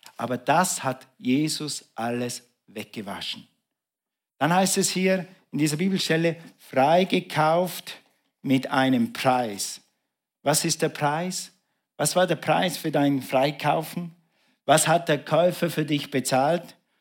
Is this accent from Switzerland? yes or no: yes; Switzerland; bei uns in der Schweiz macht man ja Striche so